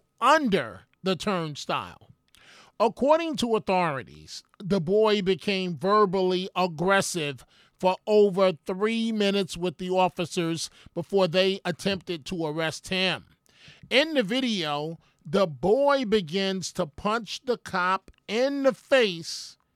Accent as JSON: {"language": "English", "town": "New York City", "region": "New York", "country": "United States", "tie": "born or raised there", "said": "my life growing up in New York City"}